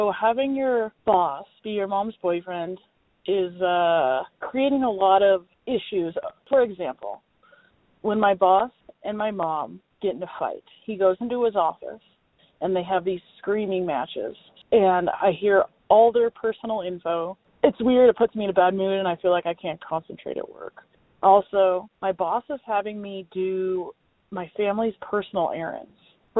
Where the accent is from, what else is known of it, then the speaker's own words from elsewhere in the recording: Reno, Nevada, United States; I am an attorney from Reno, Nevada, and I kind of hate my boss.